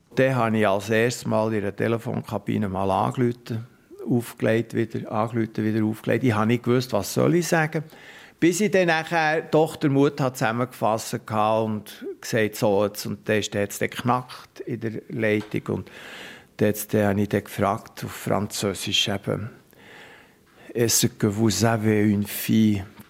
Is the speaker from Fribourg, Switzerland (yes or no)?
no; Meiringen, Bern, Switzerland; accent: Haslideutsch; also born or lived in Geneva / Aargau; aufgewachsen und ich kann es jetzt so auf Haslideutsch sagen.